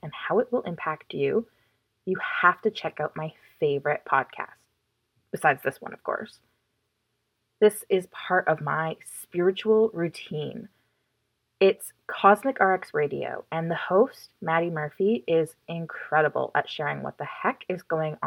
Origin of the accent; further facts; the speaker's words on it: Chilliwack, British Columbia, Canada; also born or lived in Toronto; I love my town. I love where I live. I love how much growth and progress has happened in Chilliwack over the past decade.